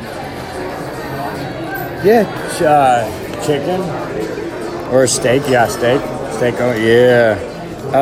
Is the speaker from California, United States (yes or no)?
yes; San Mateo, California, United States; I was raised in San Mateo